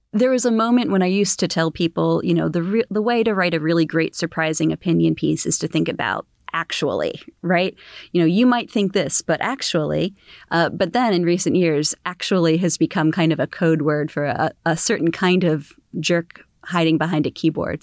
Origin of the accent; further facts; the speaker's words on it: Philadelphia, Pennsylvania, United States; moved away as an adult; also born or lived in Washington, D.C.; I was born in the Philadelphia area